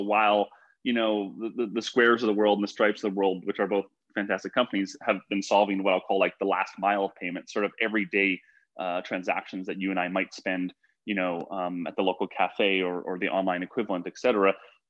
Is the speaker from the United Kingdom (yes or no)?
no; Canada; moved away as an adult; now in United States; And what happened was I came to the US from Canada for school.